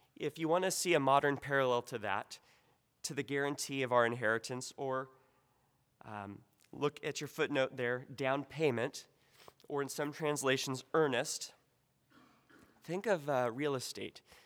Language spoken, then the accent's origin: English; United States; as an American